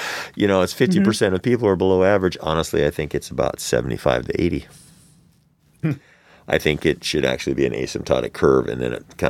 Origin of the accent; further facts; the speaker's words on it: Florida, United States; I come from Florida. My family's from Florida, and I can't get a hold of trans-affirming care.